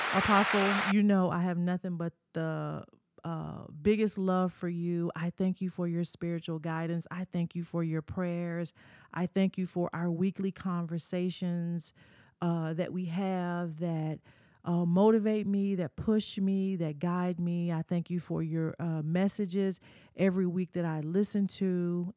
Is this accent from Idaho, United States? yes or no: no; Murfreesboro, Tennessee, United States; my hometown uh, in Murfreesboro, Tennessee